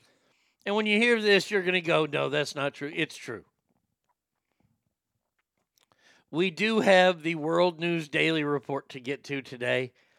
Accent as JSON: {"language": "English", "region": "the South", "country": "United States", "said": "And just because I'm from the South"}